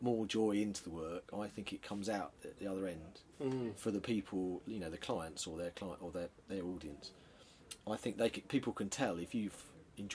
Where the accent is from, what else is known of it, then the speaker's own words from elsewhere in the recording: London, United Kingdom; also born or lived in Norwich; I'm from South London. I grew up in the sort of suburbs of near Croydon.